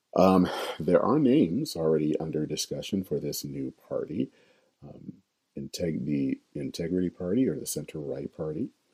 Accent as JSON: {"language": "English", "town": "Flint", "region": "Michigan", "country": "United States", "tie": "born or raised there", "moved": "yes", "lives_now": "Minneapolis, United States", "said": "I'm a native of Flint, Michigan"}